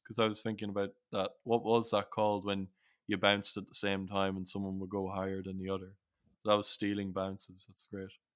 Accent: Sligo, Connacht, Ireland; also born or lived in Newcastle; we moved to Sligo in 2001 from Newcastle

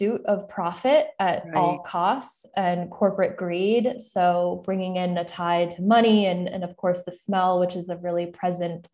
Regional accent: North Carolina, United States; I was born and raised in North Carolina

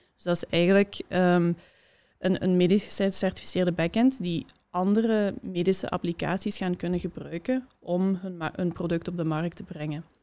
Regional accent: Hasselt, Flanders, Belgium; ik kom uit Hasselt

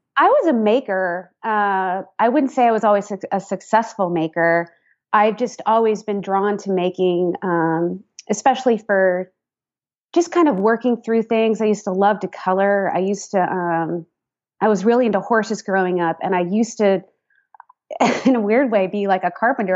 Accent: San Rafael, California, United States; moved away as an adult; also born or lived in Boston area, Massachusetts; I grew up uh, just north of San Francisco um, in Marin County, San Rafael to be specific

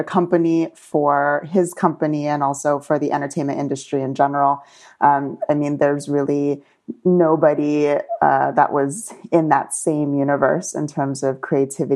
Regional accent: St. Petersburg, Florida, United States; now in Las Vegas, United States; I'm from St. Petersburg, Florida

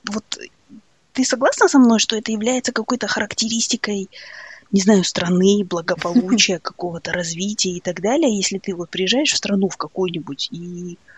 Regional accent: Kazakhstan; Я, потому что я казашка

